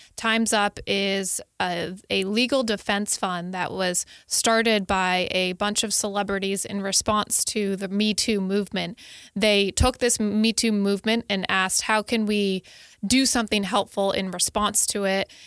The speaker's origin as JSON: {"language": "English", "region": "Connecticut", "country": "United States", "said": "I'm from Connecticut, and my, uh, s, my senator"}